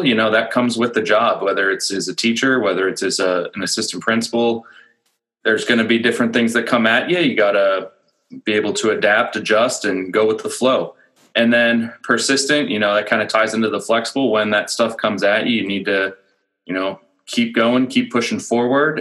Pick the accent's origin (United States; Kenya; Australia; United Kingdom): United States; Pittsburgh, Pennsylvania; moved away as an adult; also born or lived in Virginia / Allentown, Pennsylvania; now in Lehigh Valley, United States; I'm from Pittsburgh originally. I grew up north of Pittsburgh. I went to North Hills High School